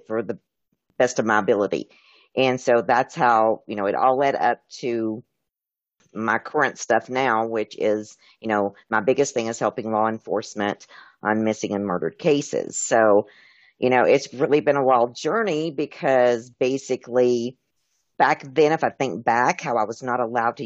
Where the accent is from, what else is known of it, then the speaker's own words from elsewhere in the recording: Tennessee, United States; I was raised in Tennessee